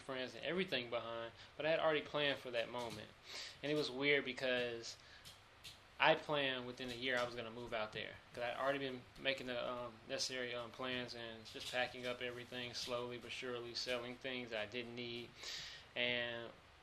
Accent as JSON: {"language": "English", "town": "Charlotte", "region": "North Carolina", "country": "United States", "also_born_or_lived": "Greensboro, North Carolina", "accent": "twang", "moved": "as an adult", "lives_now": "Los Angeles, United States", "said": "I'm from Charlotte, North Carolina."}